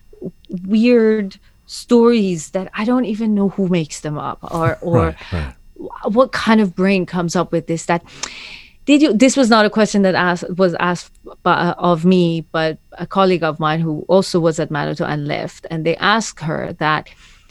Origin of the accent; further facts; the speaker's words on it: Tehran, Tehran Province, Iran; moved away as an adult; now in London, United Kingdom; I've lived in London longer than I have lived in Tehran.